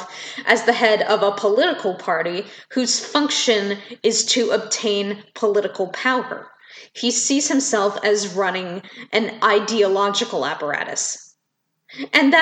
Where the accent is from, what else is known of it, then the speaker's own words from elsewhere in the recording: Canada; being a Canadian citizen